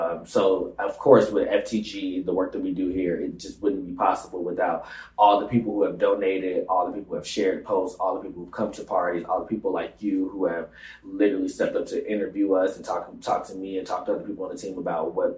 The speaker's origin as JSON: {"language": "English", "town": "Atlanta", "region": "Georgia", "country": "United States", "tie": "born or raised there", "moved": "as an adult", "lives_now": "New York, United States", "said": "quite difficult growing up in Atlanta"}